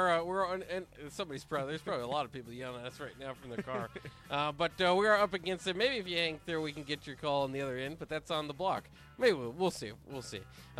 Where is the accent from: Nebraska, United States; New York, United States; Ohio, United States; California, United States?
Nebraska, United States; Lincoln; I'm from Nebraska.